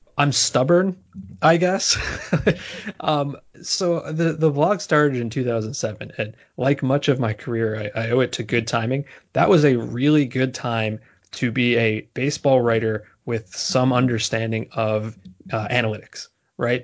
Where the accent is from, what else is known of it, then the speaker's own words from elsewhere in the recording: New Jersey, United States; moved away as an adult; also born or lived in Boston; now in New York, United States; I'm from New Jersey originally, and although I've went to school in Boston and I live in New York now